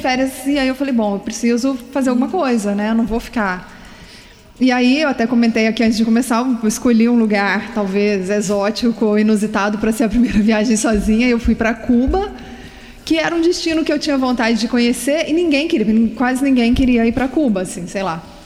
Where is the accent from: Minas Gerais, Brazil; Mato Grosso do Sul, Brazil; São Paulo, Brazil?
Minas Gerais, Brazil; now in Vila Velha, Brazil; Eu sou de Minas e mineiro